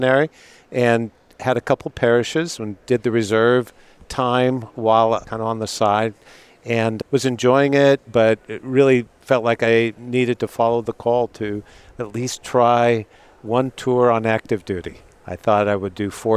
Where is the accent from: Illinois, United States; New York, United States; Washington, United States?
Washington, United States; Seattle; I grew up in Seattle, Navy town